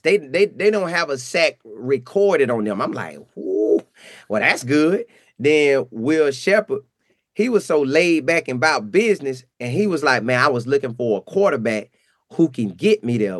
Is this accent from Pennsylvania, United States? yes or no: no; Bartow, Florida, United States; I'm from Bartow, Florida